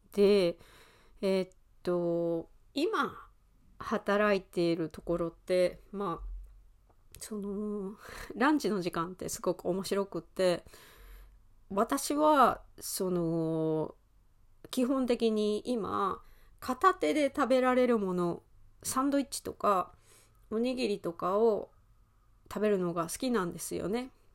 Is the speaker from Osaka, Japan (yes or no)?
yes; Osaka, Japan; accent: Osaka-ben; also born or lived in United Kingdom; 大阪出身なので大阪弁についてレッスンをしたりしています